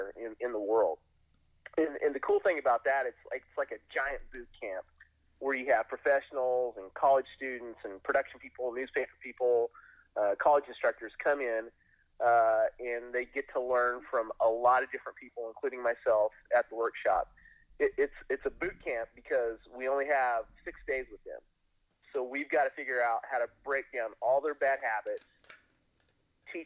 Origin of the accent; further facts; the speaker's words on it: southwestern Kansas, United States; also born or lived in Great Bend, Kansas / Topeka, Kansas; I was born in Kansas. I'm a farm kid from southwestern Kansas, from a small farming community